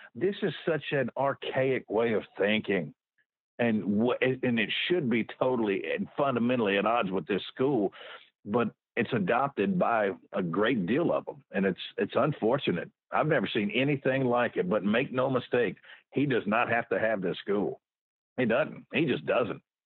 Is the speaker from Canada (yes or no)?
no; Houston, Texas, United States; I grew up in Houston